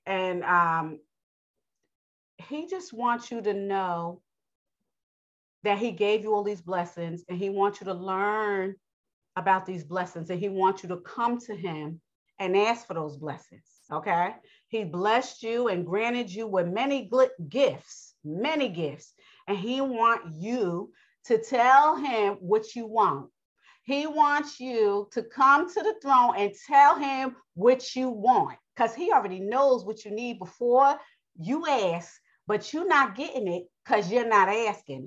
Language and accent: English; New York, United States; accent: New York; I have a New York accent, so I am from New York